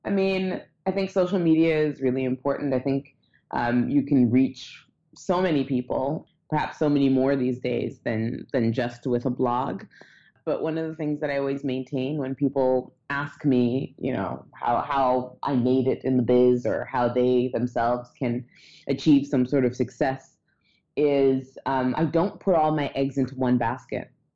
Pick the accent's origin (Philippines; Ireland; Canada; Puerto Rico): Canada; Toronto, Ontario; I grew up in Toronto.